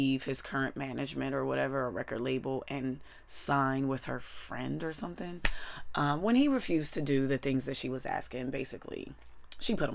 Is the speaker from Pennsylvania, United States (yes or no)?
yes; Pittsburgh, Pennsylvania, United States; moved away as an adult; now in New York, United States; I'm originally from Pittsburgh, which makes me a Steelers fan by law.